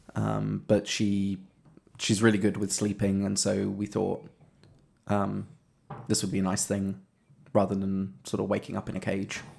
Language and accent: English; England, United Kingdom; moved away; being English here